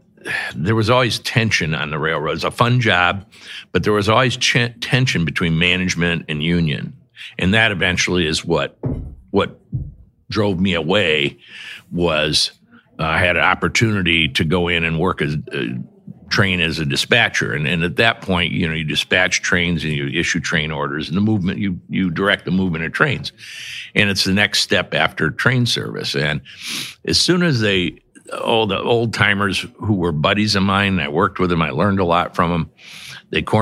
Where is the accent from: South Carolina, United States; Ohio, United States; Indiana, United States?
Indiana, United States; Michigan City; now in South Bend, United States; I grew up in Michigan City